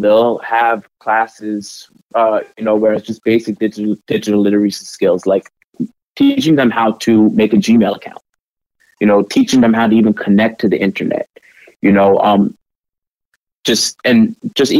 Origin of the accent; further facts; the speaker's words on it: New York, United States; moved away as an adult; now in Portland, United States; I'm actually from New York. I'm a first generation American